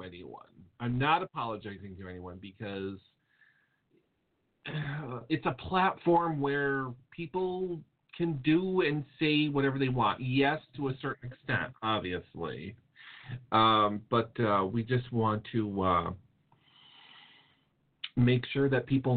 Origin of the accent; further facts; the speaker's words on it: Connecticut, United States; I'm from Connecticut